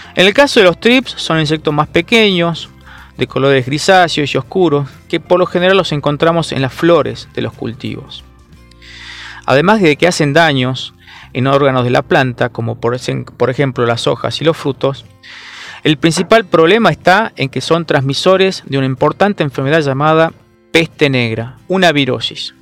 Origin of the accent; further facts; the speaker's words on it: Salta, Argentina; yo soy de Salta